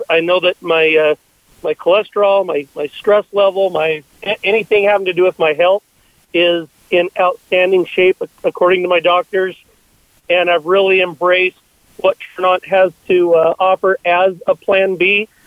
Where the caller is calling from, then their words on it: Utah, United States; Uh, I am actually here in Utah as well.